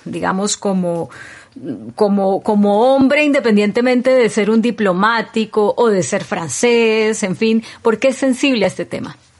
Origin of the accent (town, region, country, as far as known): Colombia